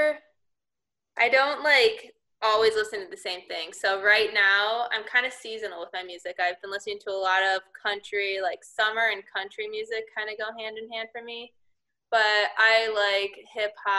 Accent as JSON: {"language": "English", "area": "Chicago Northwest suburbs", "region": "Illinois", "country": "United States", "tie": "born or raised there", "also_born_or_lived": "Connecticut", "moved": "as an adult", "said": "growing up, always the Cubs. I'm from the Northwest suburbs"}